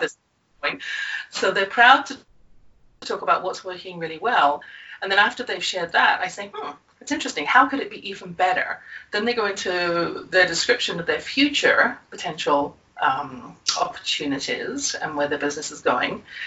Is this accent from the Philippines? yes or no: no; England, United Kingdom; born or raised there